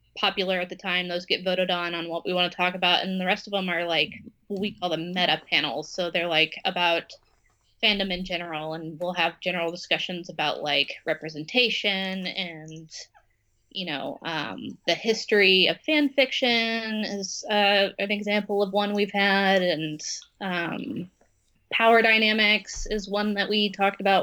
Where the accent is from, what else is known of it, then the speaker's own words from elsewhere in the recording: Texas, United States; we're from Texas, so this is a red state